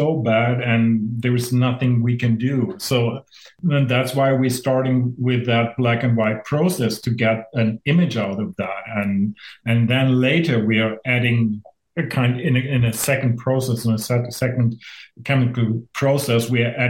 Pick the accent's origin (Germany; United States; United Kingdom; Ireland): Germany; moved away as an adult; now in Saskatchewan, Canada; I'm originally from Germany, and I moved here because of that job